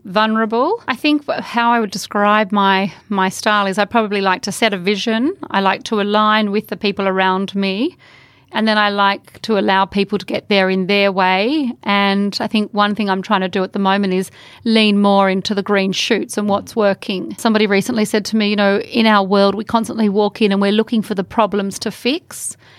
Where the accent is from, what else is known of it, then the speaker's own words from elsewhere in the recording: Australia; our country